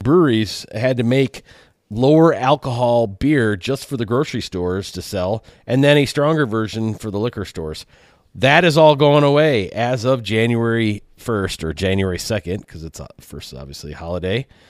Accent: Michigan, United States; my home state of Michigan

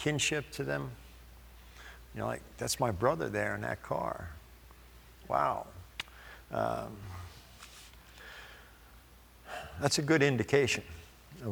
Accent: New York, United States; I grew up in New York. I'm Italian.

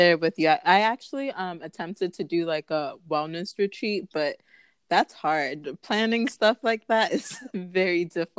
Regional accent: Ghana; So although I am from Ghana, I do want to explore Togo, Benin, Senegal, like Uganda, Rwanda, like all of it

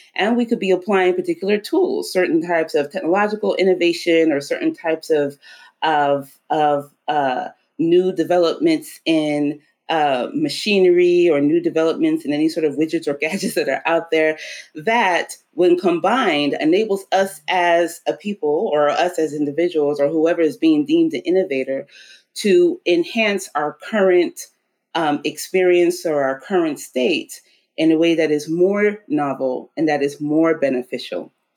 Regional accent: New Orleans, Louisiana, United States; also born or lived in Oklahoma, United States / Cape Town, South Africa; We were all born in Oklahoma, but around the age of seven, we moved to New Orleans. Um, and that's where I grew up.

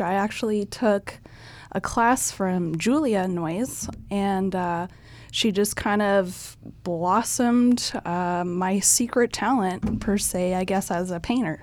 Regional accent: Firth, Nebraska, United States; I actually grew up in Firth, Nebraska. It's just a small town south of Lincoln.

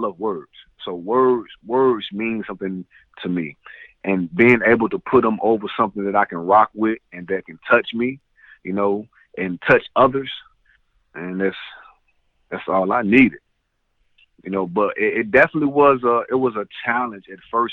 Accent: the South, United States; I'm from the South

